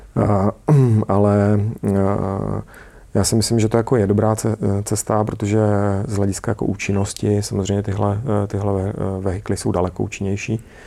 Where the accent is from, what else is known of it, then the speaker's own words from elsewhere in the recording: Czechia; also born or lived in United States; u nás v Čechách